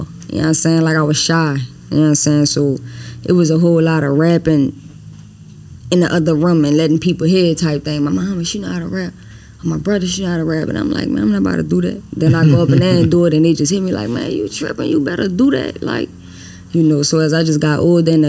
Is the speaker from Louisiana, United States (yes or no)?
yes; New Orleans, Louisiana, United States; also born or lived in Los Angeles; I'm born in Los Angeles. I was raised in New Orleans though. Been in, you know, downtown New Orleans all my life.